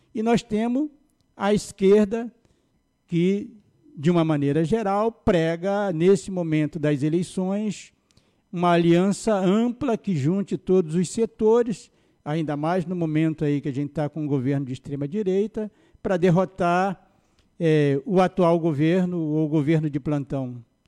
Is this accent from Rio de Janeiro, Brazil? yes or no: yes; São Gonçalo, Rio de Janeiro, Brazil; eu sou é, nascido no Rio de Janeiro, mas fui criado no Jardim Catarina, cheguei no Jardim Catarina com um ano